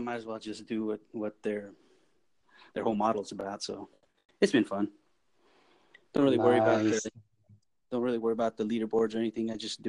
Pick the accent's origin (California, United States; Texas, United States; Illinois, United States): California, United States; now in Oklahoma, United States; That's where I'm from. I'm from Cali, but I moved out here.